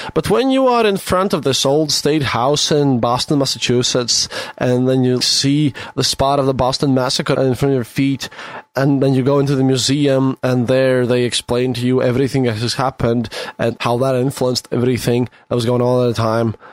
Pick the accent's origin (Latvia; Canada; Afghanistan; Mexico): Latvia; i'm from latvia